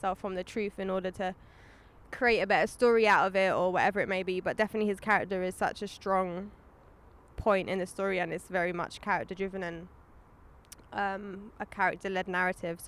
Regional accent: London, United Kingdom; I grew up in London

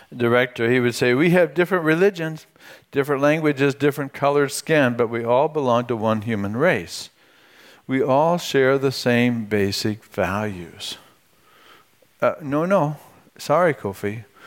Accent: United States; my American citizenship

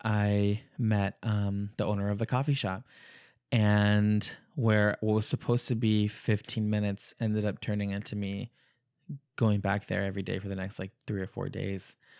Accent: El Paso, Texas, United States; moved away as an adult; also born or lived in Ciudad Juarez, Mexico; I'm originally from the border, um, far west Texas, El Paso, Texas, Ciudad Juarez, Mexico

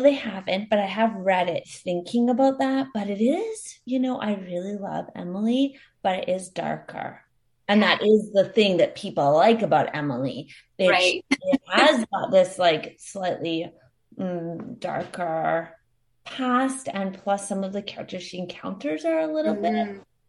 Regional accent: Queensland, Australia; It's a story that is very much inspired by my growing up on the Sunshine Coast and amidst much wildlife

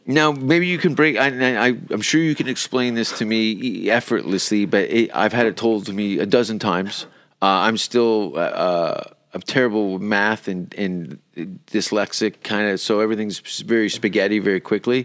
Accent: Canada; now in Sweden; I'm from Canada.

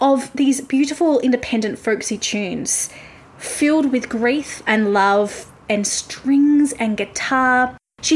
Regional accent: Melbourne, Victoria, Australia; I'm from Melbourne and I live about an hour from Melbourne

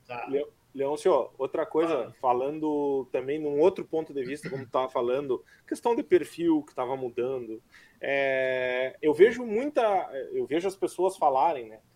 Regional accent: Dom Pedrito, Rio Grande do Sul, Brazil; sou natural de Dom Pedrito e que fui criado em Dom Pedrito

